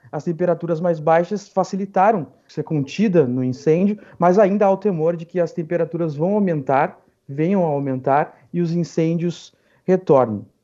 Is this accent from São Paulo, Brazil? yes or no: no; interior of Rio Grande do Sul, Brazil; eu sou do interior do Rio Grande do Sul